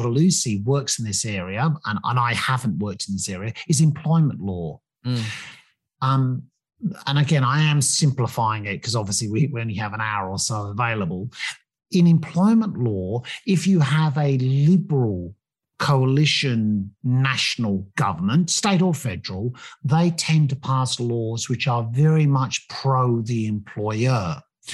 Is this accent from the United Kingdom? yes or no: yes; England, United Kingdom; moved away; you probably may have picked up from the accent that I grew up in England